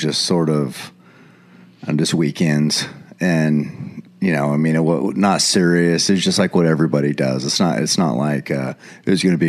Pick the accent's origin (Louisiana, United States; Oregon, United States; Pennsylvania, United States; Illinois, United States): Oregon, United States; Eugene; born or raised there